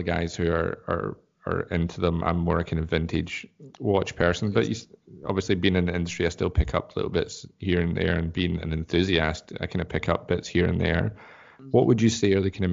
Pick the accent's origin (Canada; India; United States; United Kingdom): United Kingdom; Scotland; now in Australia; why do you think I left Scotland? I'm an Australian now.